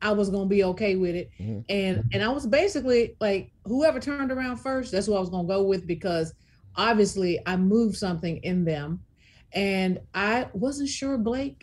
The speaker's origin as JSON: {"language": "English", "town": "Memphis", "region": "Tennessee", "country": "United States", "tie": "born or raised there"}